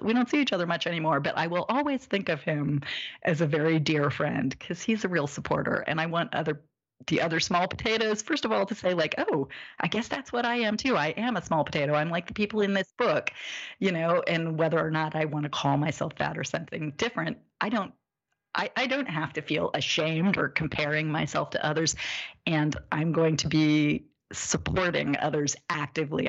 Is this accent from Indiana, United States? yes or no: yes; Indiana, United States; moved away as an adult; also born or lived in New York; growing up in Indiana